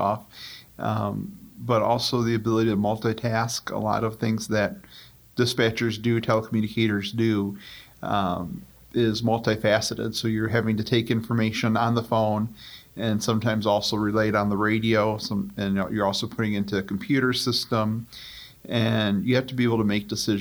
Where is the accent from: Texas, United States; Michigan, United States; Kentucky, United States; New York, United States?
Michigan, United States; Milan; in Milan, my hometown.